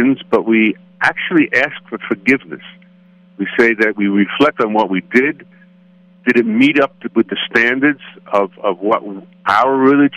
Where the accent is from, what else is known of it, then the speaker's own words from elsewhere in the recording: United States; as I would speak as an American